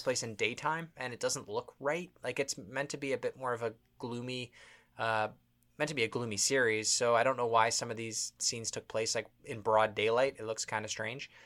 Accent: Toronto, Ontario, Canada; We're from Toronto, Canada.

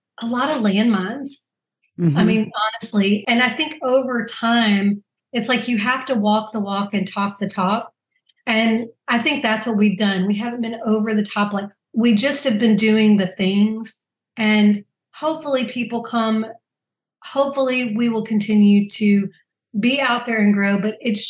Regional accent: Louisiana, United States; I'm from Louisiana

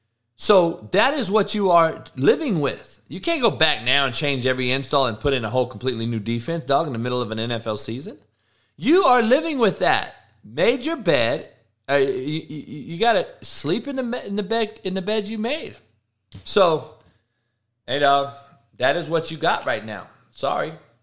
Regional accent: Compton, California, United States; Yeah, I'm from Compton. I know about one white person.

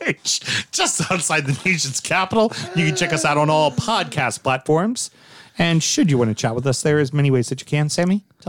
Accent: United States; as the red-blooded Americans we are

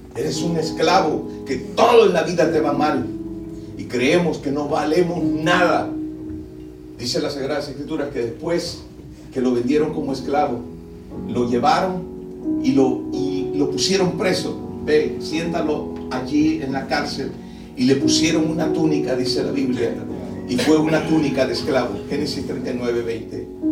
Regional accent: El Salvador; now in Maryland, United States; Yo soy del país del Salvador

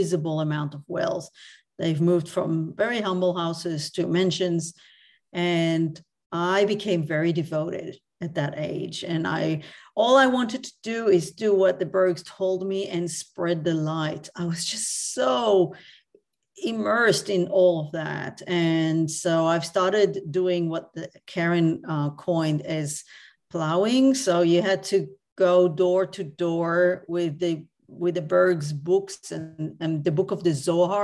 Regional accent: Tel Aviv District, Israel; now in Australia; I grew up actually in Tel Aviv, or a small town outside Tel Aviv.

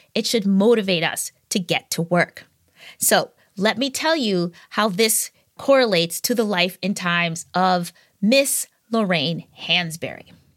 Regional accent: Wisconsin, United States; my home state of Wisconsin

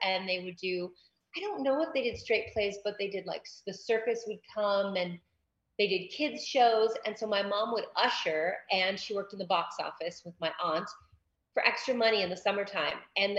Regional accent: Massachusetts, United States; now in Los Angeles, United States; I grew up in Massachusetts

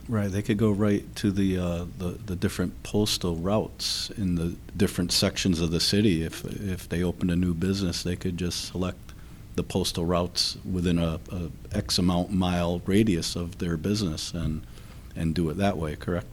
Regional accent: Derby, Connecticut, United States; a small Catholic school in my hometown of Derby

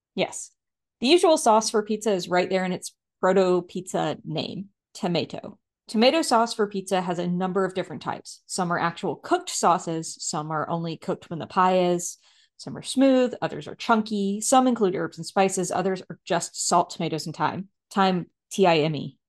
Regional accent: United States; I am also an American

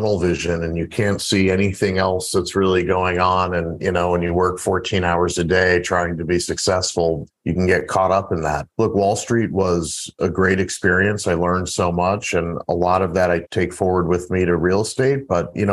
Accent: St. Louis, Missouri, United States; I grew up in St. Louis, Missouri

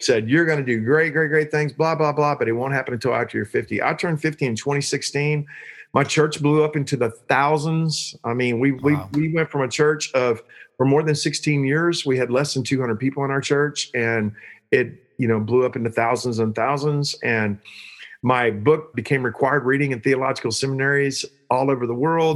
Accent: Joshua, Texas, United States; I'm from Joshua, Texas.

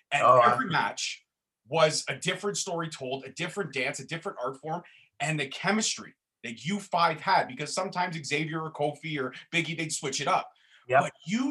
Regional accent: Canada; Being a Canadian

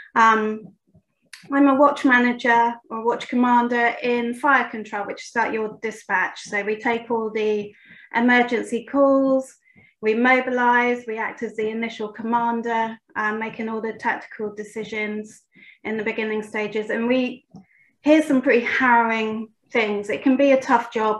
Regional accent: United Kingdom; I'm from Great Britain

